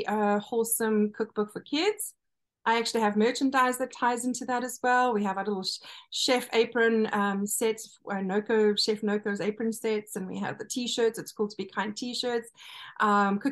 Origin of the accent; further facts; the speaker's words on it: KwaZulu-Natal, South Africa; now in United States; my hometown where I was born in KwaZulu-Natal